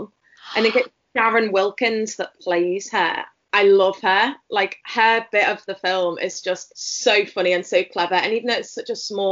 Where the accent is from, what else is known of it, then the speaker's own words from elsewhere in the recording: Merseyside, North West England, United Kingdom; I'm from Merseyside in the UK.